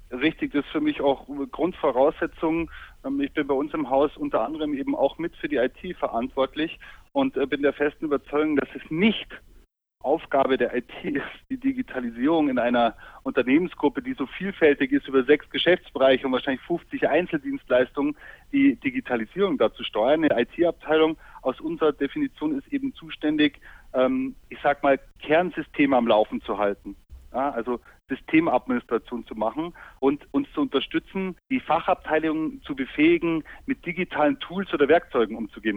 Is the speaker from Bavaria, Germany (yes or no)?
yes; Munich, Bavaria, Germany; moved away as an adult; also born or lived in Bamberg / Düsseldorf; now in Allgäu, Germany; ich würde auch selbst als gebürtiger Münchner ungern umziehen